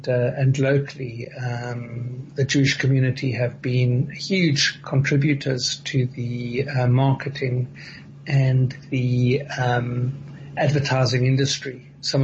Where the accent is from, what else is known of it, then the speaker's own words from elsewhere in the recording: Port Elizabeth, Eastern Cape, South Africa; the community I grew up with in Port Elizabeth